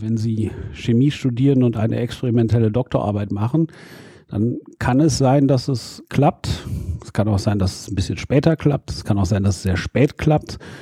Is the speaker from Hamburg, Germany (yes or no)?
no; Dülmen, North Rhine-Westphalia, Germany; also born or lived in Münster; ich komme ja aus dem Elternhaus in Dülmen in Westfalen